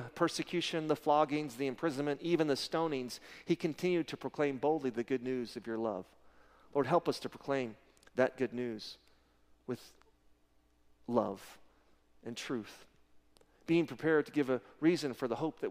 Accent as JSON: {"language": "English", "region": "Texas", "country": "United States", "said": "we're from Texas"}